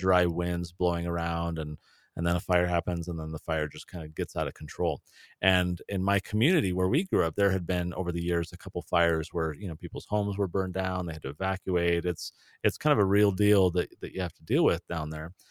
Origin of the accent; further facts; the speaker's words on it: San Diego, California, United States; moved away; I grew up in San Diego